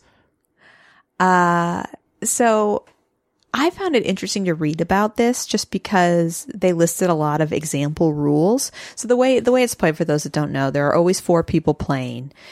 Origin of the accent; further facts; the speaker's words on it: Midwest, United States; I grew up in the Midwest